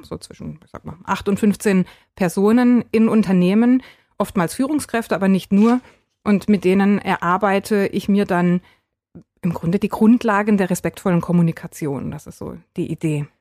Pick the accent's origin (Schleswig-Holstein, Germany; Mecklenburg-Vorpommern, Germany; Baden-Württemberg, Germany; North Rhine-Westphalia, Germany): Baden-Württemberg, Germany; Freiburg; now in Lahr, Germany; ich bin tatsächlich aus Freiburg, gebürtige Freiburgerin